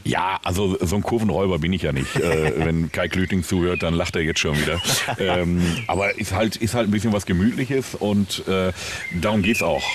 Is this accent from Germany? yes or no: yes; Willingen, Hesse, Germany; also born or lived in Sauerland; now in Münster, Germany; ich bin ja gebürtiger Sauerländer, mhm. äh, komme ja aus Willingen